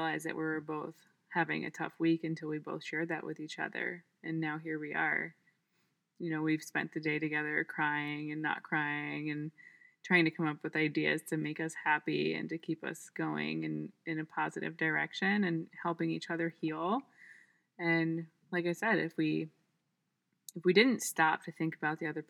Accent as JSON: {"language": "English", "region": "New York", "country": "United States", "moved": "as an adult", "lives_now": "Ypsilanti, United States", "said": "I'm from New York."}